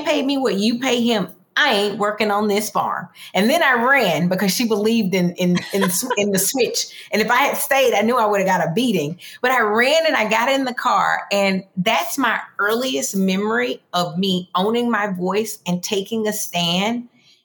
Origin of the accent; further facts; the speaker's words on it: the South, United States; moved away; also born or lived in Greenwood, Florida / Dothan, Alabama; grew up in two areas. One is Greenwood, Florida. One is Dothan, Alabama